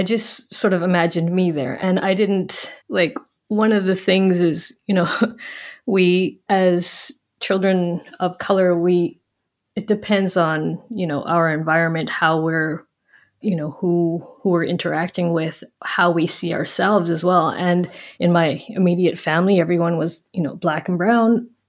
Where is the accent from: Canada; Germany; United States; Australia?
Canada; Western Canada; no, I grew up in Western Canada, actually.